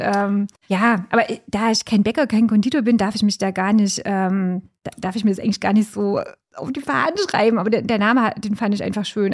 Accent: Stelzendorf, Thuringia, Germany; also born or lived in Brussels; in meinem Heimatdorf

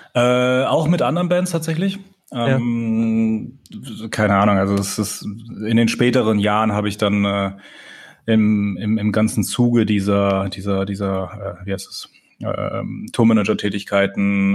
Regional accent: Pforzheim, Baden-Württemberg, Germany; ich bin aufgewachsen in Pforzheim

